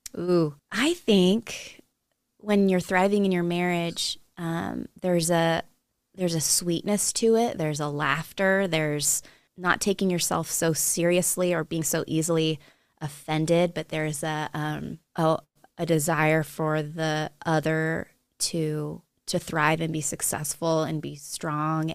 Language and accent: English; Monterey, California, United States; moved away as an adult; also born or lived in New Mexico; now in Montana, United States; I was, uh, born and raised in Monterey, California